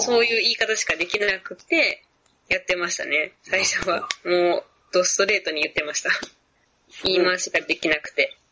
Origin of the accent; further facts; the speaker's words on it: Kansai, Japan; accent: Kansai-ben; first language Japanese; also born or lived in Vietnam; 日本語っていうか関西弁ぐらい